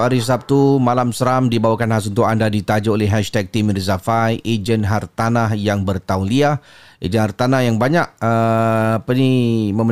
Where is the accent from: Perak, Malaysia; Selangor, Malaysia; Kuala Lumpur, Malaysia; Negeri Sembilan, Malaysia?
Selangor, Malaysia; Damansara; Saya berasal daripada Damansara.